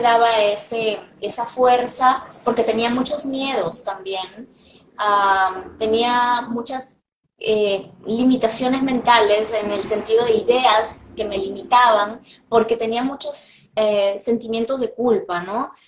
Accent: Peru; moved away as an adult; now in Los Angeles, United States; en mi país, Perú, soy medianamente conocida

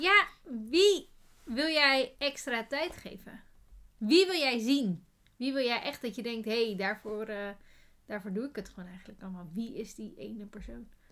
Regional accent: Netherlands; wij zijn Nederlanders

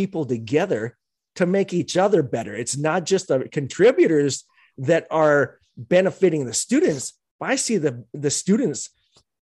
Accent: Utah, United States; I grew up in Utah back in the day

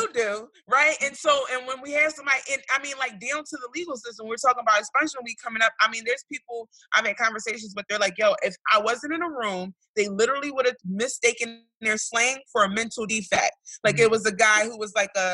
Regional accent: Philadelphia, Pennsylvania, United States; my neighborhood, I come from North Philadelphia

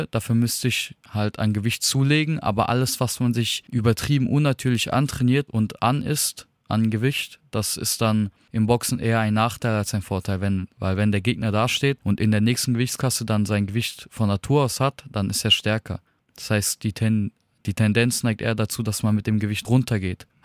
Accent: Darmstadt, Hesse, Germany; Ich komme aus Darmstadt und bin 23 Jahre alt.

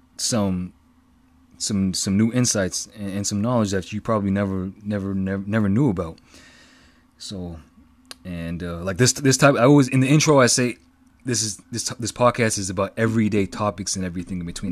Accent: East Coast, United States; I'm from the East Coast

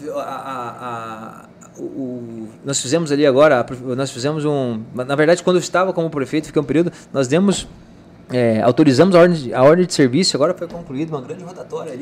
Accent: Rondonópolis, Mato Grosso, Brazil; also born or lived in São Vicente, Mato Grosso; eu nasci em Rondonópolis em 1980, né? Tenho hoje 43 anos

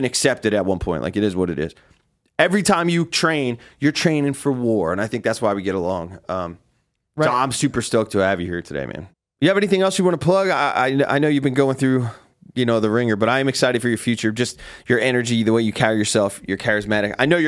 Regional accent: New Jersey, United States; But that's because I'm from Jersey.

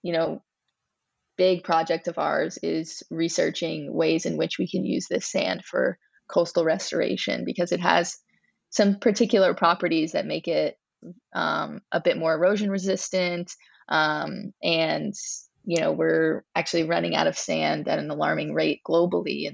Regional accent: Louisiana, United States; growing up in Louisiana

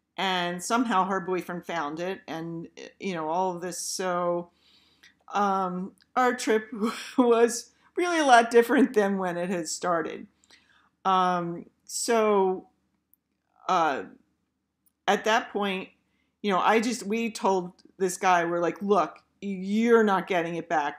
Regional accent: Philadelphia, Pennsylvania, United States; we're from Philly

